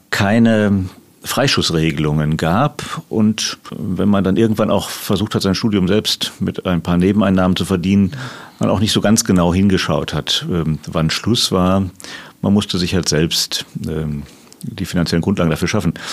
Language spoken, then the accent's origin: German; Dinslaken, North Rhine-Westphalia, Germany; ich bin gebürtiger Niederrheiner, ich komme aus Dienstlaken